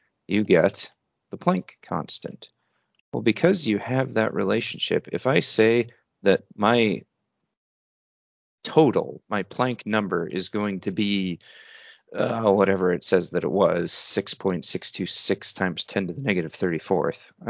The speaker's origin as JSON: {"language": "English", "country": "United States"}